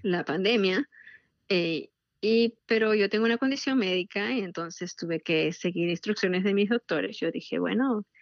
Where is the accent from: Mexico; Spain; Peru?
Peru; now in Washington DC area, United States; yo soy peruana